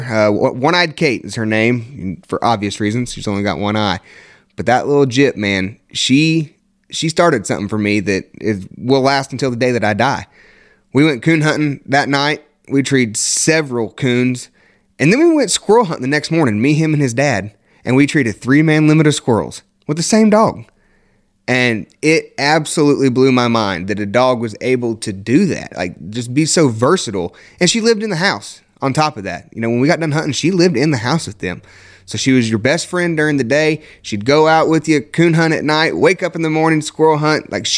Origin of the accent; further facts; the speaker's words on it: Indiana, United States; also born or lived in North Carolina; I grew up born in North Carolina, raised here in Indiana